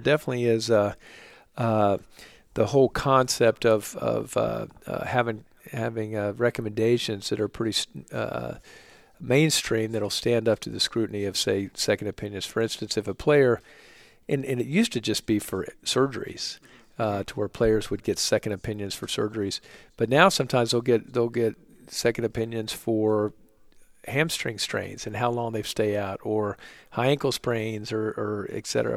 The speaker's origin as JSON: {"language": "English", "region": "Oklahoma", "country": "United States", "also_born_or_lived": "New York", "moved": "as an adult", "lives_now": "Charlotte, United States", "said": "I'm from Oklahoma originally."}